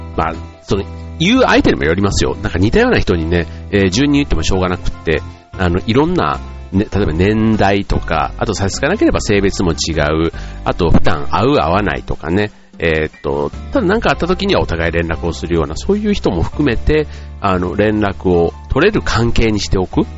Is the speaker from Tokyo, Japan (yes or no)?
no; Osaka, Japan; 自分のね、出身地というか、僕なんか大阪出身で